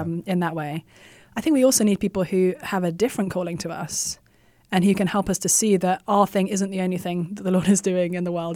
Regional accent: England, United Kingdom; moved away as an adult; now in United States; I was born and raised in England and had no desire or intention to leave my homeland

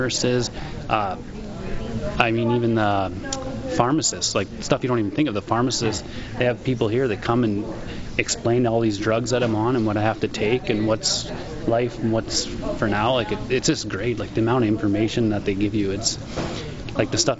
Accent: Saskatchewan, Canada; We're from Saskatchewan.

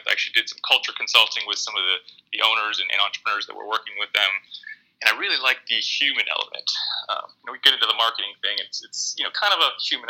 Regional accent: Pennsylvania, United States; moved away as an adult; now in San Diego, United States; I'm from Pennsylvania

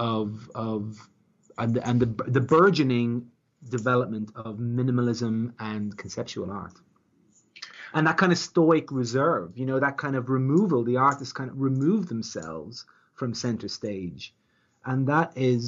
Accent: Ireland; as an Irishman

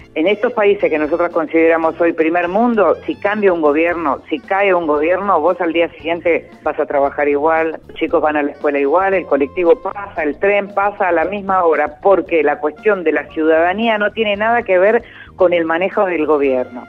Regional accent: Argentina; nosotros somos argentinos

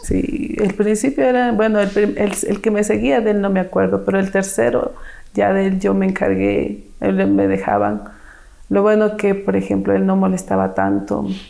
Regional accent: Quito, Pichincha, Ecuador; Soy nacida aquí en Quito. Mi madre me tuvo soltera pero al año de que me tuvo, ella se casó. Así es que tuve un padrastro y me crié con cuatro hermanos más.

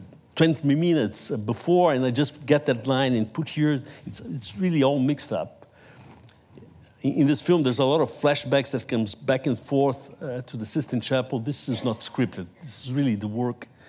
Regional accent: Brazil; I'm Brazilian

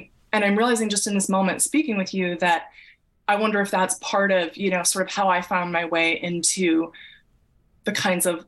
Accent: Massachusetts, United States; moved away; I grew up in Massachusetts in the suburbs

